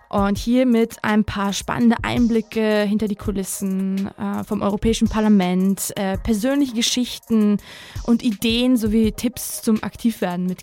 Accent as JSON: {"language": "German", "town": "Osnabrück", "region": "Lower Saxony", "country": "Germany", "tie": "born or raised there", "also_born_or_lived": "Tbilisi, Georgia / Budapest, Hungary / Samtredia, Georgia", "said": "Ich bin 1992 in Tiflis geboren, in Budapest, in Samtredia und Osnabrück aufgewachsen groß geworden in verschiedenen Sprachen, Schriften, Kulturen"}